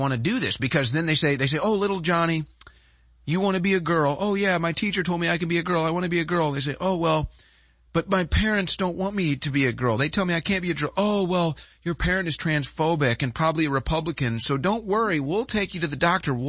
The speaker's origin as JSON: {"language": "English", "town": "St. Louis", "region": "Missouri", "country": "United States", "moved": "yes", "lives_now": "Texas, United States", "said": "I'm from St. Louis"}